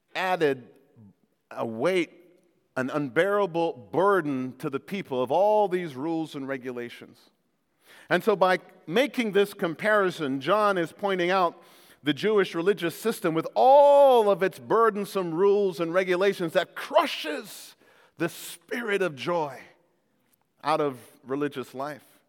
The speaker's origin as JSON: {"language": "English", "country": "Jamaica", "moved": "yes", "said": "I came from Jamaica where Jamaica was part of the British Commonwealth."}